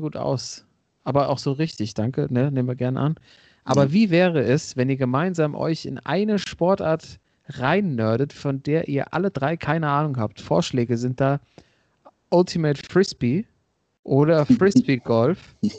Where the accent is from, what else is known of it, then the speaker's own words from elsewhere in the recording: Hesse, Germany; die Hessen, gell, wo ich herkomme